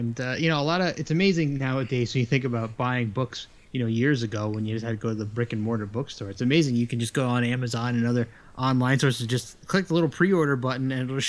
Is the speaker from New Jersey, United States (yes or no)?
yes; Monmouth County, New Jersey, United States; moved away; Funny, I grew up in Monmouth County, New Jersey.